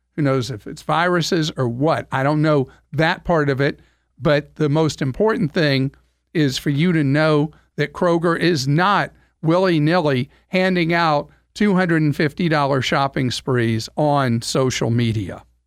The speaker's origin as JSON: {"language": "English", "country": "United States", "said": "we in America"}